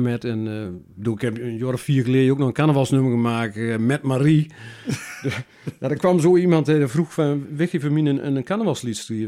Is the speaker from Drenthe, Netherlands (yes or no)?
no; Kilder, Gelderland, Netherlands; also born or lived in Beek; now in Zeddam, Netherlands; ik kwam van oorsprong uit Kilder